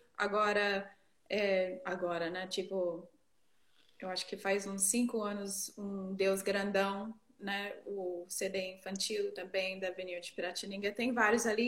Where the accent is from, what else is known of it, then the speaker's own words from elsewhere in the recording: near Boston, Northeastern United States, United States; first language English; Portuguese is a second language; moved away as an adult; also born or lived in Texas; now in Brazil; Eu sou do Nordeste dos Estados Unidos, perto de Boston, para cima de Nova York.